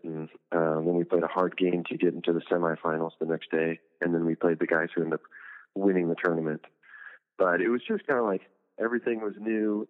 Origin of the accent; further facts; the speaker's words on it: Huntington Beach, California, United States; my hometown, almost in Huntington Beach